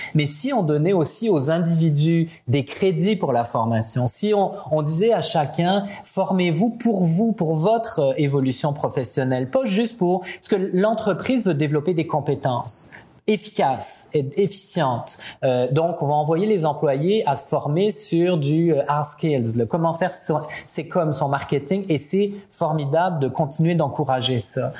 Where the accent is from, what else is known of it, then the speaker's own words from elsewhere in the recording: France; accent: French; moved away as an adult; also born or lived in Italy / Paris; now in Quebec, Canada; je suis né en France. Mes parents sont euh, sont tous les deux italiens, donc j'avais déjà un côté un peu, euh, comment dire, euh, multiculturel. J'ai passé toute mon enfance et une grande partie de ma famille en Italie.